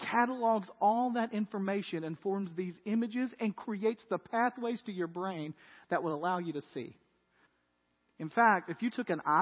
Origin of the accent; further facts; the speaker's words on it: Tennessee, United States; This is because I'm from West Tennessee.